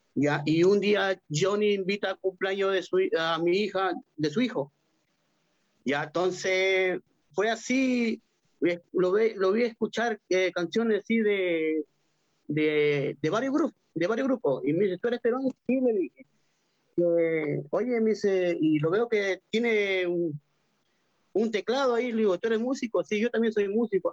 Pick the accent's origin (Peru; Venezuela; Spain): Peru; moved away as an adult; now in Santiago, Chile; yo soy peruano